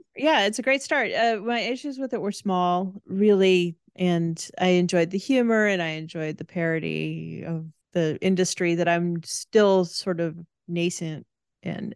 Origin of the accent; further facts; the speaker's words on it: South Dakota, United States; moved away; I'm originally from the Midwest and from South Dakota, um, the part that's closest to Minnesota.